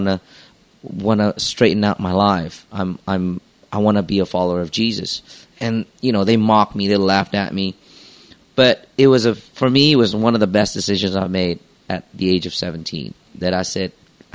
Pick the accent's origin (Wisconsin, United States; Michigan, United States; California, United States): California, United States; Los Angeles; also born or lived in Jakarta, Indonesia; Well, I was born in Jakarta, but by the time I was 8 or 9 years old, my parents were divorced. So after that, the decision was my mom wanted to take us to move out of the country. So we decided to move to Los Angeles.